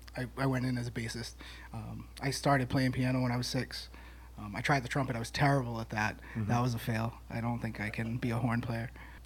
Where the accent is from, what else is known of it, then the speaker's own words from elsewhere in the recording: New Bedford, Massachusetts, United States; also born or lived in Somerset, Massachusetts; I was born in New Bedford, Mass, but mm-hmm. I moved to Somerset about middle school